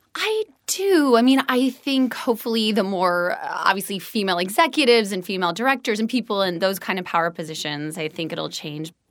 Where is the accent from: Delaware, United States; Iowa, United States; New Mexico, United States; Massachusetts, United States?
Iowa, United States; Des Moines; moved away as an adult; also born or lived in Evanston, Illinois; now in Los Angeles, United States; I'm from Des Moines, Iowa